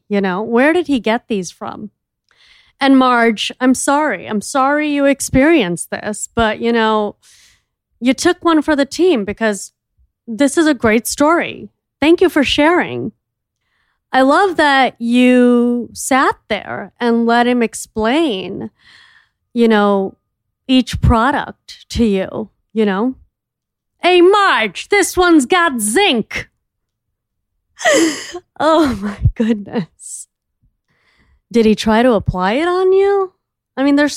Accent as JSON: {"language": "English", "town": "Miami", "region": "Florida", "country": "United States", "said": "I'm from Miami"}